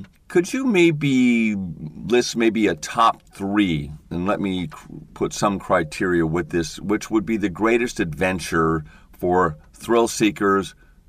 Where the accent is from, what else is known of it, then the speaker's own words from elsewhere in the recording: Seattle, Washington, United States; And I'm from the Northwest, Seattle, in the Cascade Mountains and the Olympic Mountains.